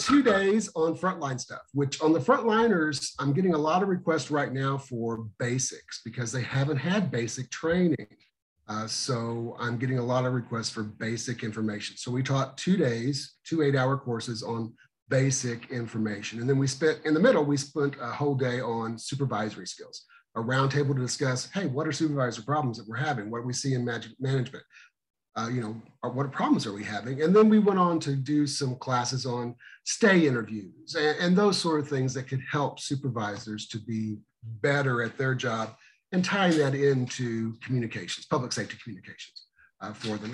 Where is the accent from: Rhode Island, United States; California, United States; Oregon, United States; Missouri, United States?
Missouri, United States; my hometown of 792 people, down in the school of um, the great state of Missouri